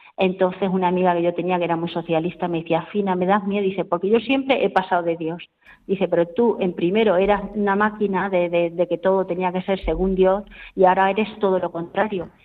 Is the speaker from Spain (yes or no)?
yes; Caudete, Castilla-La Mancha, Spain; yo soy de Caudete, tengo 56 años, nací un 2 de septiembre